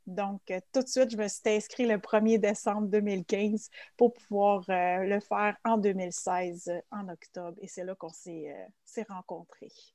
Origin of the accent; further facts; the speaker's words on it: Quebec, Canada; also born or lived in Switzerland; je viens du Québec. Euh, par contre, je suis native de la Suisse. Euh, ça fait 34 ans exactement que je suis au Québec et aujourd'hui, j'ai 35 ans.